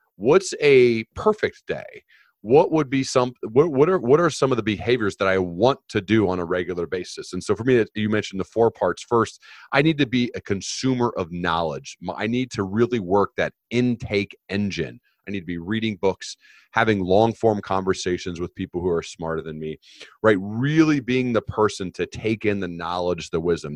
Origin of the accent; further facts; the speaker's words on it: United States; I was born in the United States.